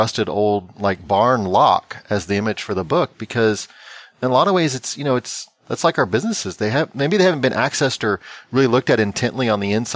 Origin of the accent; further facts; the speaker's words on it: Texas, United States; there's a show that's filmed in my home state called Fixer Upper